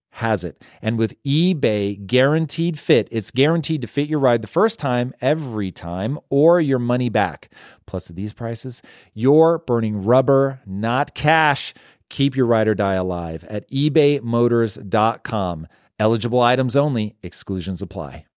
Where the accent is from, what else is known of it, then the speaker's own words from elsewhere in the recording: Tacoma, Washington, United States; I grew up in Tacoma